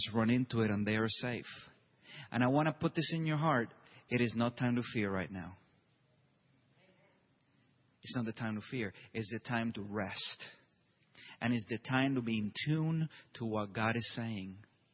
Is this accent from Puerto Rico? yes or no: yes; Puerto Rico; now in Tulsa, United States; I myself, I'm from Puerto Rico